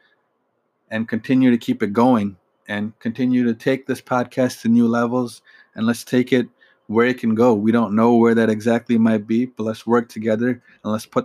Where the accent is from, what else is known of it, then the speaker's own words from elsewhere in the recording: Michigan, United States; I'm from Michigan